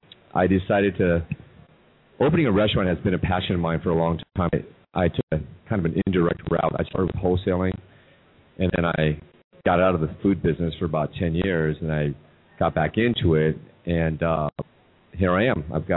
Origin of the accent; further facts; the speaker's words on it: Seattle, Washington, United States; I'm originally from Seattle